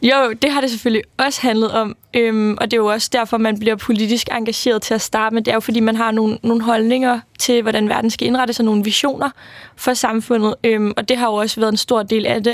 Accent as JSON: {"language": "Danish", "town": "Værløse", "region": "Capital Region of Denmark", "country": "Denmark", "tie": "born or raised there", "lives_now": "Copenhagen, Denmark", "said": "jeg er vokset op i Værløs, lidt uden for København. Øh, og i dag bor jeg i København"}